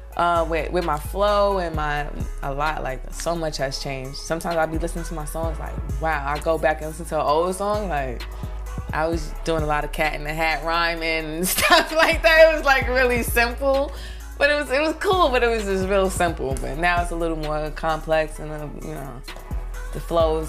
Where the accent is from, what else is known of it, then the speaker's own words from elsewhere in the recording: New York City, New York, United States; also born or lived in North Carolina; I'm from Brooklyn, East New York, Cypress Hills Projects. I've been in Brooklyn all my life